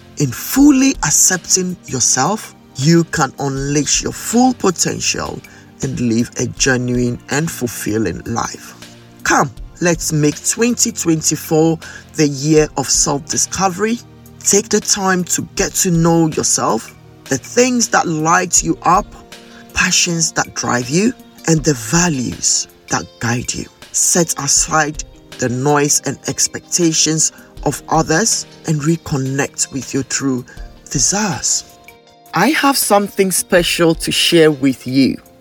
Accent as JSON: {"language": "English", "country": "Ghana", "tie": "born or raised there", "moved": "yes", "said": "I grew up in Ghana, where many people have little or no knowledge about dyslexia"}